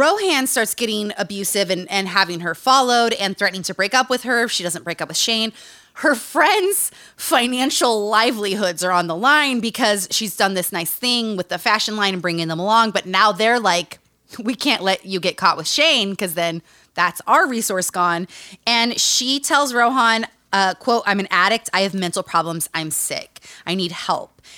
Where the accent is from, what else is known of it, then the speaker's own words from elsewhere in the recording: Utah, United States; Growing up in Utah